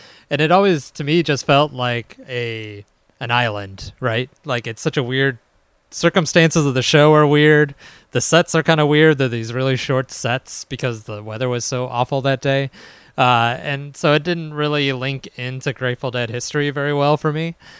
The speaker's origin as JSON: {"language": "English", "town": "Chicago", "region": "Illinois", "country": "United States", "accent": "Midwestern Chicago", "said": "But I blame my Midwestern Chicago accent for that one."}